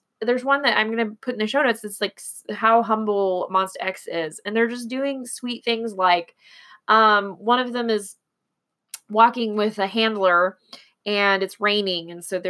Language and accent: English; Texas, United States; born there; I am not from Houston. I do speak Texan, I guess, because I was born in Texas, little known fact.